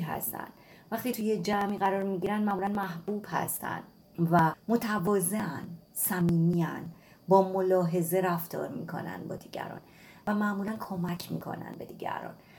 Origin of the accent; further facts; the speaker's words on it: Iran; من توی نقطه کبیری توی ایران به دنیا اومدم